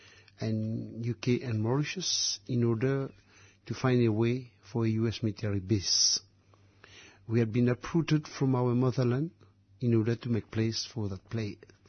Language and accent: English; British Indian Ocean Territory; moved away; our people from Chagos, and now known as British Indian Ocean Territory. We were originate from those islands with the main island, Diego Garcia. Chagos Archipelago consists of 65 islands in the middle of the Indian Ocean. We were people from African origin, slave.